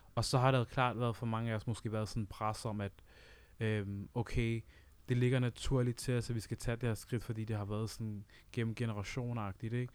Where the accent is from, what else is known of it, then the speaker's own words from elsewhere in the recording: Uganda; now in Denmark; jeg er selv fra Uganda